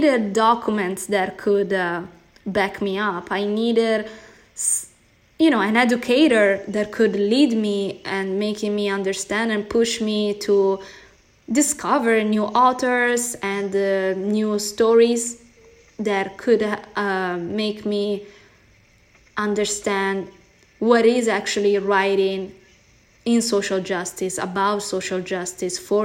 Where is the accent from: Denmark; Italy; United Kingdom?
Italy; accent: Italian; English is a second language; moved away as an adult; now in United States; Italian, Brazilian, born and raised in Italy with a Brazilian family, but living in the United States